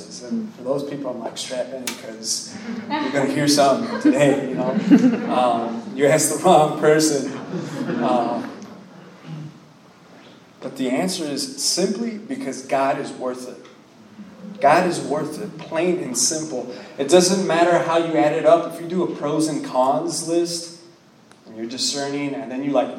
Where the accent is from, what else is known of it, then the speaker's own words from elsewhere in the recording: Miami, Florida, United States; I'm from Miami, Florida, born and raised.